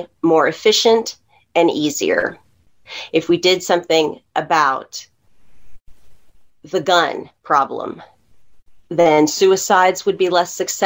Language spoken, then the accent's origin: English; Texas, United States; as an American, as a Texan